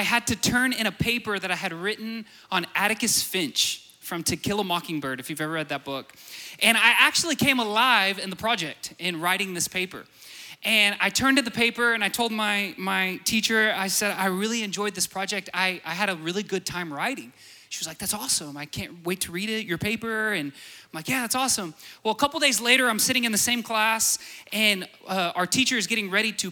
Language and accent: English; Borger, Texas, United States; I'm from Borger.